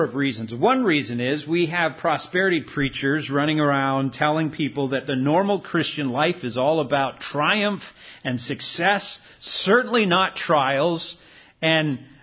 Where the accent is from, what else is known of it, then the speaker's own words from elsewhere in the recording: Canada; moved away; my hometown in Canada